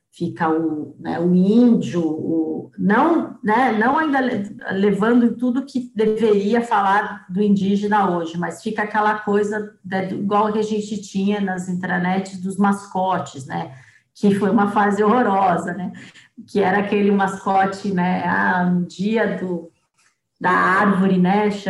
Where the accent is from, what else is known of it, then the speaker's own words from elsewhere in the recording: Piracicaba, São Paulo, Brazil; accent: Piracicaba; Esse sotaque horroroso de Piracicaba, né? O porta. E eu acabei matando o sotaque, né? nem tenho mais